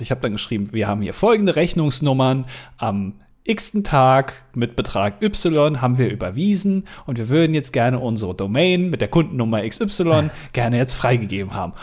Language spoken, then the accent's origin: German; Germany; als Deutscher